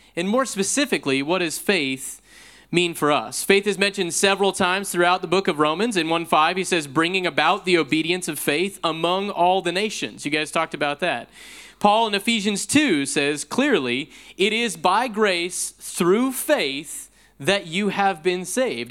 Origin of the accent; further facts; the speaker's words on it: Pacific Northwest, United States; moved away as an adult; now in Austin, United States; I grew up in the Pacific Northwest and I sojourn now in Texas